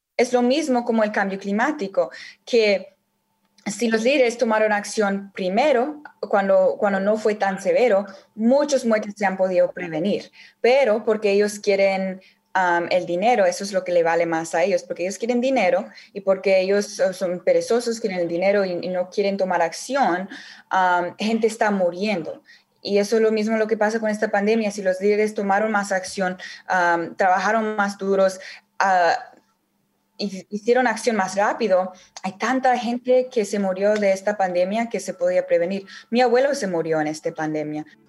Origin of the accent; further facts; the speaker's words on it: United States; Yo nací en los Estados Unidos